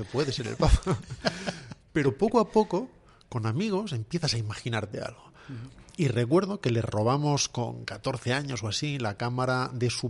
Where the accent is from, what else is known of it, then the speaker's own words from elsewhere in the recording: Salamanca, Castile and León, Spain; De Salamanca